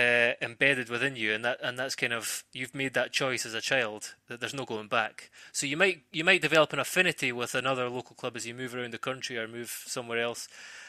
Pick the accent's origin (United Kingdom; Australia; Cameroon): United Kingdom; Scotland; the longer I was away from Scotland and the longer I was a professional footballer. But Celtic are still my first club, and that's the club I support.